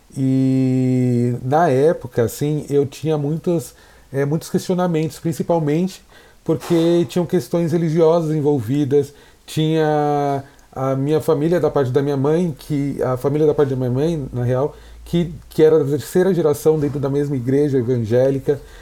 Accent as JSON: {"language": "Portuguese", "region": "São Paulo", "country": "Brazil", "tie": "born or raised there", "said": "eu nasci na Americanópolis, um bairro periférico de São Paulo. É, fiquei lá até os 20, 22 anos"}